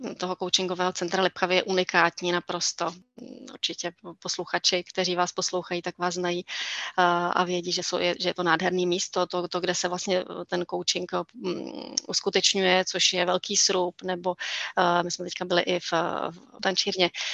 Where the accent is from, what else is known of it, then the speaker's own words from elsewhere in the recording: East Bohemia, Czechia; Lipchavy jsou ve východních Čechách, odkud pocházím.